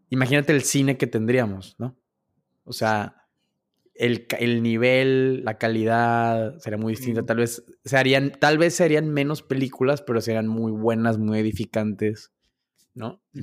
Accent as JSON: {"language": "Spanish", "country": "Mexico", "said": "cómo es posible que tú siendo mexicano digas que te gusta Taco Bell?"}